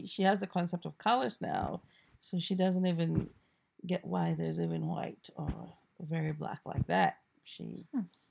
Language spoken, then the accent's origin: English; Accra, Greater Accra, Ghana; moved away as an adult; also born or lived in Cape Coast, Ghana; now in United States; I grew up in Accra, in various parts of the city, as my parents moved around.